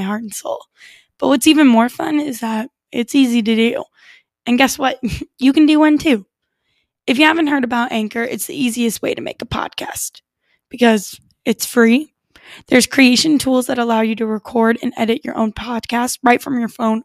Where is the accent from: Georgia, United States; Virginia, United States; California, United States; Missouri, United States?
Missouri, United States; St. Louis; I grew up in St. Louis